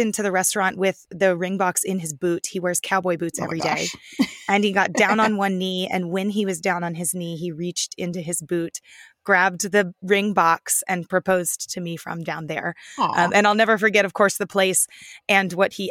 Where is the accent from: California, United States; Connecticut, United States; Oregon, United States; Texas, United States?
Texas, United States; Plano; we grew up in Plano